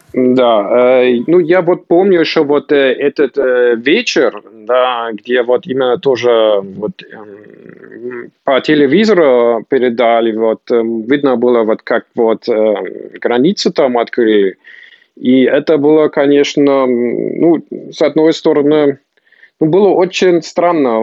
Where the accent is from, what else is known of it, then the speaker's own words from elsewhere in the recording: Potsdam, Brandenburg, Germany; also born or lived in Moscow, Russia / Volgograd, Russia; я жил в Потсдаме